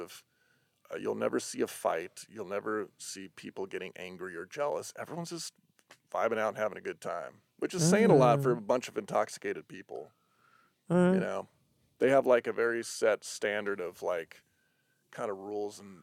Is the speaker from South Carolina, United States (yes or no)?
no; Denver, Colorado, United States; I'm from Denver